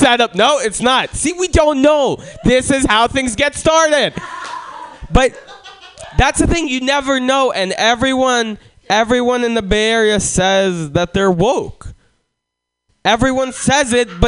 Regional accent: Russia; now in San Francisco, United States; I was born in Russia

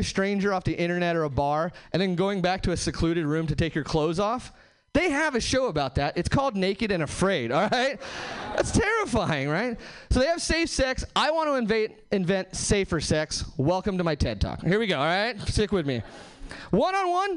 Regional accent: Hesperia, California, United States; now in Seattle, United States; I'm actually from Southern California originally. Nowhere famous, just like the Mojave Desert, Hesperia, California

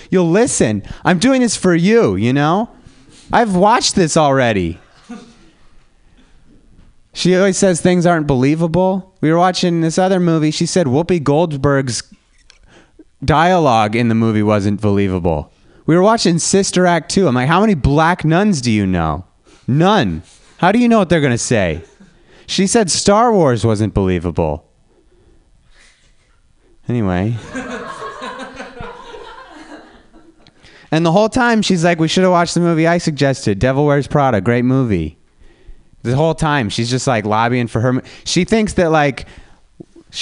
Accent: Reno, Nevada, United States; now in San Francisco, United States; I'm from Reno, Nevada.

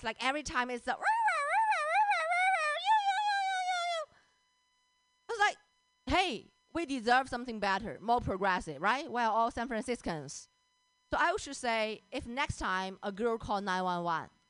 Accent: China; English is a second language; moved away; I grew up in China

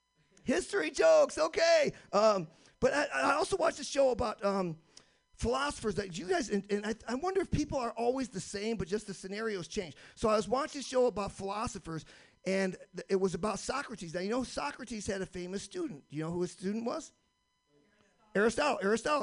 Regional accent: Michigan, United States; When I was growing up in Michigan, we demarked our year by 2 seasons, 9 months of snow and 3 months of risky ice fishing.

